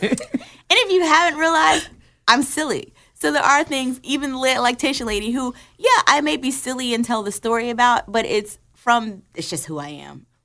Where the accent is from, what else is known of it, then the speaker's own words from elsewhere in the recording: Newark, New Jersey, United States; I'm from Newark, New Jersey